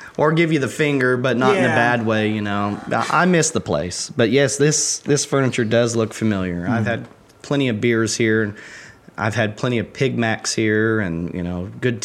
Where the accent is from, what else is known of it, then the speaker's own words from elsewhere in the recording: United States; I wouldn't have 90% of the friends I do in Lagodi, because I came from Lawrence County. I didn't know anybody when I moved here.